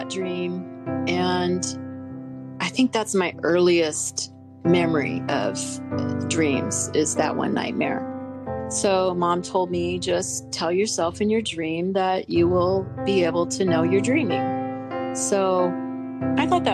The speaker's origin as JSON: {"language": "English", "region": "Pacific Northwest", "country": "United States", "tie": "born or raised there", "said": "we grew up in the Pacific Northwest"}